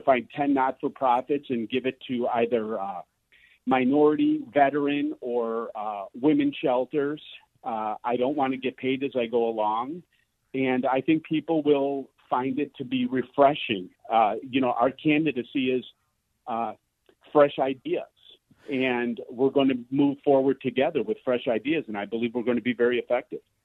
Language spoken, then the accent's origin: English; Cicero, Illinois, United States; growing up in Cicero, literally fighting every day of my life